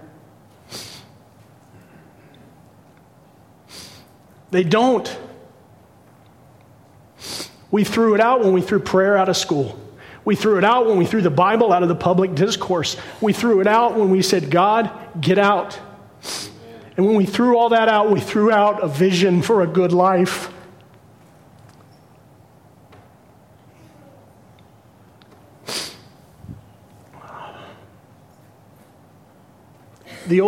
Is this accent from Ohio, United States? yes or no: yes; Cincinnati, Ohio, United States; I was born in Cincinnati, but my mom and dad were born and raised in the bramble and the briar of the bluegrass state down in Kentucky